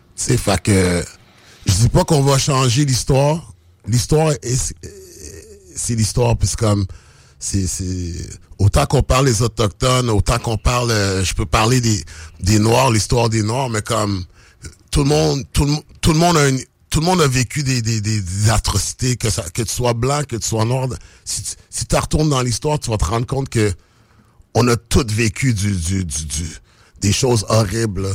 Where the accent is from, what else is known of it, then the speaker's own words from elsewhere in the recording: Quebec, Canada; also born or lived in United States; je suis né aux États-Unis, puis comme j'ai grandi au Québec